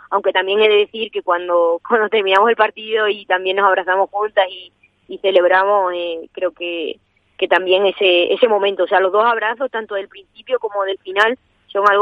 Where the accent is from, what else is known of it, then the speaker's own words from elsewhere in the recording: Extremadura, Spain; también tengo más cerca mi tierra.